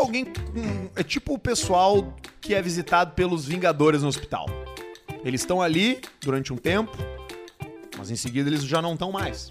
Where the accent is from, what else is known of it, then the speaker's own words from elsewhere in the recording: Porto Alegre, Rio Grande do Sul, Brazil; eu, como um bom nascedor da Zona Norte, sou da Zona Norte